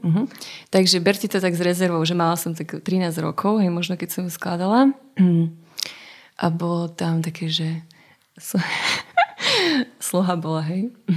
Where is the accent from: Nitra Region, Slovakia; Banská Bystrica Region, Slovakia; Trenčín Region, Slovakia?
Nitra Region, Slovakia; Zlaté Moravce; moved away as an adult; also born or lived in Sliač / Bratislava; u nás v Zlatých Moravciach